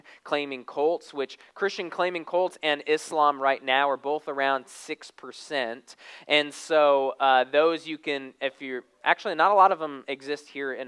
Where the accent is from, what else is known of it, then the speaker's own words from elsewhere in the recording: Arizona, United States; now in Texas, United States; I'm kind of a city boy. I grew up in Arizona. And so I remember when we moved to Texas